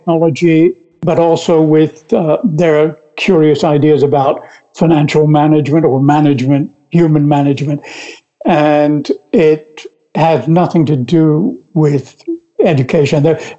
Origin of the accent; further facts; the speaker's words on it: United States; accent: American; now in France; for me to come back to whatever original American accent I ever had. I can sound very British when I'm with British people.